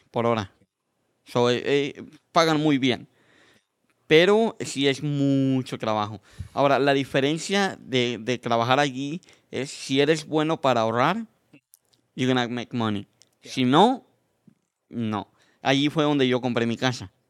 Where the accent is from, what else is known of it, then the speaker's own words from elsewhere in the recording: Mexico; moved away; cuando llegué de México, decía, ¿por qué los mexicanos misquean el inglés con el español?